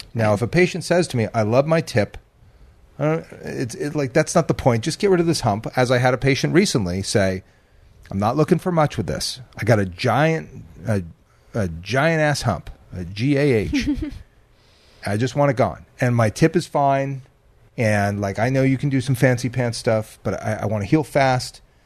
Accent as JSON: {"language": "English", "region": "New Jersey", "country": "United States", "tie": "born or raised there", "moved": "yes", "said": "growing up in Jersey"}